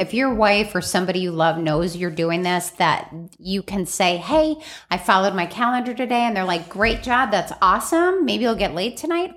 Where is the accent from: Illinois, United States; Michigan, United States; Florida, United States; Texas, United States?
Illinois, United States; Chicago; I grew up in Chicago